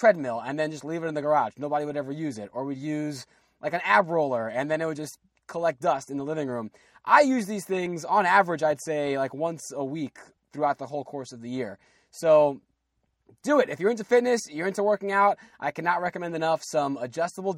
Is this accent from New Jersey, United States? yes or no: yes; New Jersey, United States; We're both from Jersey